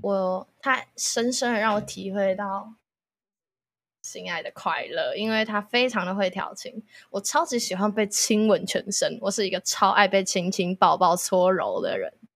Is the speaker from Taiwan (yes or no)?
yes; Hsinchu, Taiwan; 我是新竹人